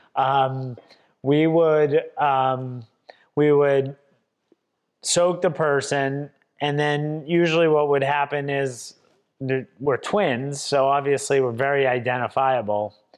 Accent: Swampscott, Massachusetts, United States; I was born and raised in Swampscott, Massachusetts, about twenty miles north of Boston

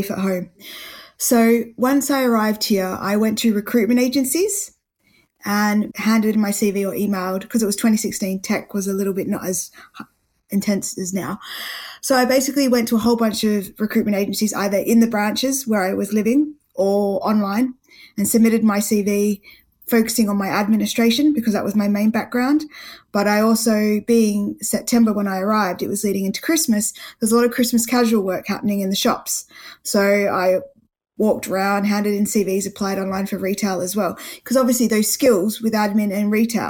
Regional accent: Perth, Western Australia, Australia; moved away as an adult; now in United Kingdom; I'm from Perth

